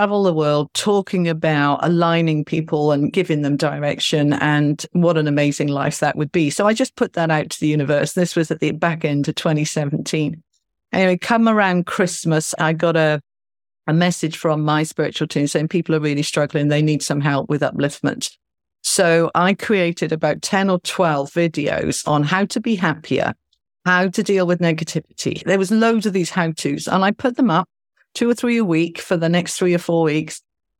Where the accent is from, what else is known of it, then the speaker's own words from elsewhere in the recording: California, United States; now in Mumbai, India; And I'm in Mumbai in India. And I'm a Californian lady. So I Skyped my family back home.